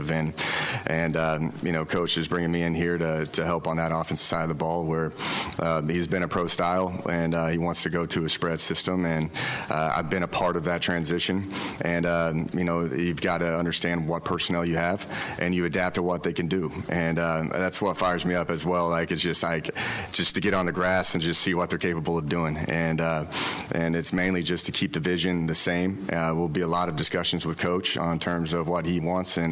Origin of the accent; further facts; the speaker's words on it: Oklahoma, United States; now in Waco, United States; I'm from Oklahoma